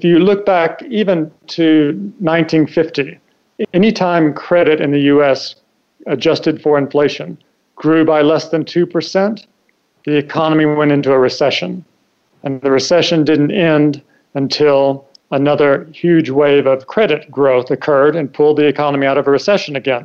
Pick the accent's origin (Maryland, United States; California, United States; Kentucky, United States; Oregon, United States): Kentucky, United States; moved away as an adult; also born or lived in Hong Kong / Washington; I grew up in Kentucky